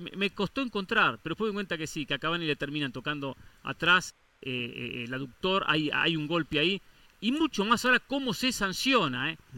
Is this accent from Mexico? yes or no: no; Argentina; yo como argentino